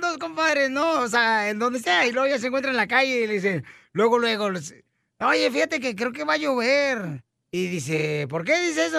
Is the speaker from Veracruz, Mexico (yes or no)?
no; Michoacán, Mexico; soy de Michoacán, soy de Chaguayo